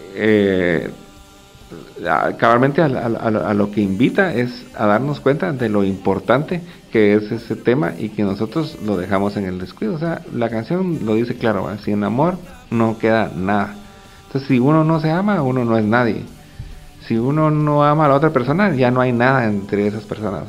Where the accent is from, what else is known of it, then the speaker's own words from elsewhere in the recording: Guatemala; una sociedad como la guatemalteca que no solo estaba en guerra, sino que pues, también a veces creo que padecemos de cierto pesimismo